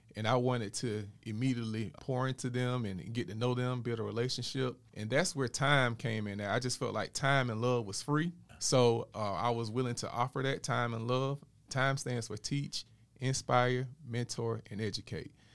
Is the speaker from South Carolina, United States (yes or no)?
no; Dothan, Alabama, United States; moved away as an adult; also born or lived in Atlanta, Georgia / Columbus, Georgia; I'm from Dothan, Alabama originally.